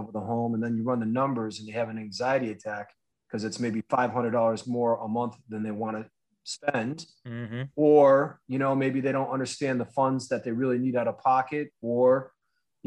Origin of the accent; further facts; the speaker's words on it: Northampton, Massachusetts, United States; also born or lived in Berkshires, Massachusetts / Otis, Massachusetts; I grew up in Northampton, Massachusetts